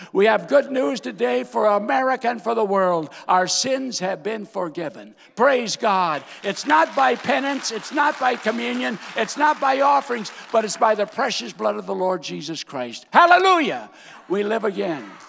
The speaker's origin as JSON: {"language": "English", "region": "North Dakota", "country": "United States", "tie": "born or raised there", "also_born_or_lived": "Iowa / Kansas", "moved": "as an adult", "said": "I was born and raised in North Dakota, my daddy's church"}